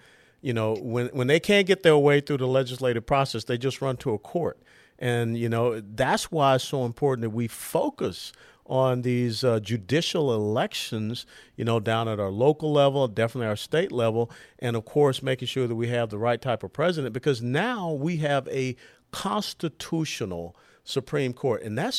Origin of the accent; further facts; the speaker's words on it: Atlanta, Georgia, United States; John Lewis was my congressional representative growing up in Atlanta